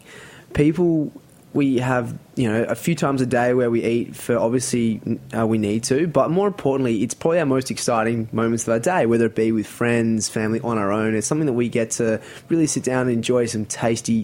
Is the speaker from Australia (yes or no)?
yes; Sydney, New South Wales, Australia; moved away as an adult; now in New York, United States; I grew up in Sydney, a place called the Northern Beaches